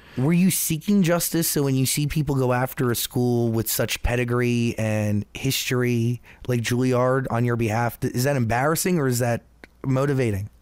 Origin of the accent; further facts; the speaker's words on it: New Jersey, United States; I'm from New Jersey